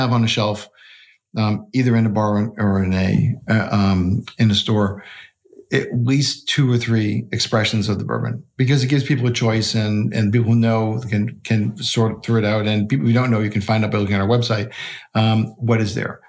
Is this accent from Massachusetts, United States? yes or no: yes; Boston, Massachusetts, United States; I grew up in Boston